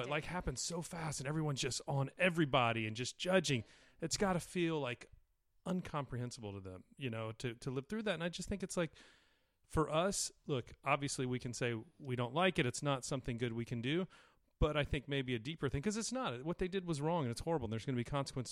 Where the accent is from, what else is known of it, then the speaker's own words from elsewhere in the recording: Alabama, United States; now in California, United States; I was born in Alabama